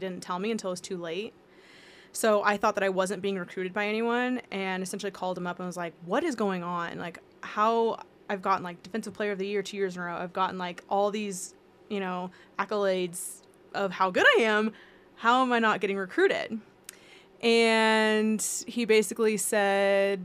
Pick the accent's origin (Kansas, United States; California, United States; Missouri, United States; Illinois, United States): Kansas, United States; Wichita; moved away as an adult; I grew up in Wichita, Kansas